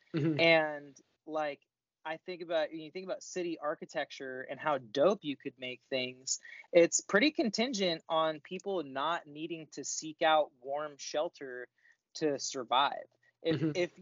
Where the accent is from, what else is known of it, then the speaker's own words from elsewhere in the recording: Sacramento, California, United States; when you and I were growing up in Sacramento